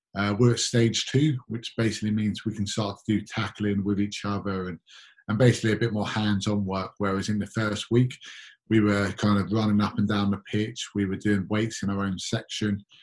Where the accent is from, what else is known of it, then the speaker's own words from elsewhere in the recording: London, United Kingdom; I'm born and raised in London